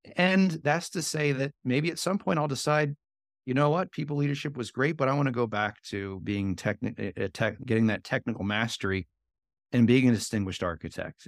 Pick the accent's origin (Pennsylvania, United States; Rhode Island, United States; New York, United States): Pennsylvania, United States; Philadelphia; I'm from Philly